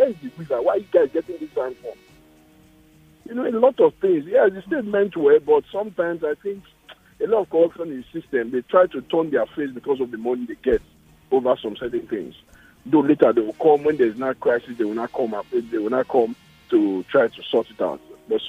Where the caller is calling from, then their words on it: Lagos, Nigeria; I'm calling from Lagos.